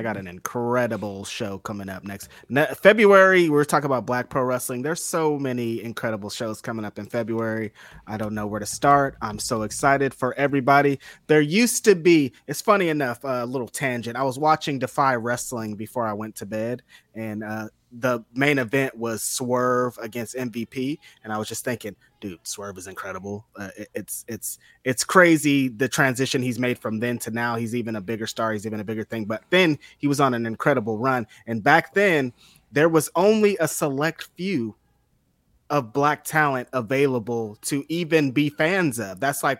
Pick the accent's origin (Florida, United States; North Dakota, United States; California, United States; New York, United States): California, United States; Bakersfield; I'm from Bakersfield. I've been to a lot of shows that were 100% Latino shows, so I know what's going on.